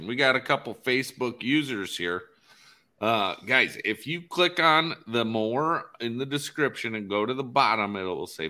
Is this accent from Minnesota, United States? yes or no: yes; Minnesota, United States; I'm from Minnesota